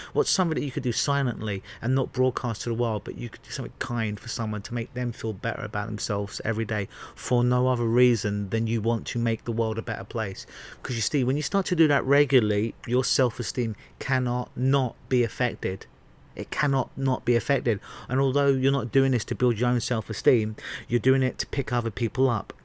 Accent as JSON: {"language": "English", "region": "England", "country": "United Kingdom", "tie": "born or raised there", "moved": "yes", "said": "growing up in England"}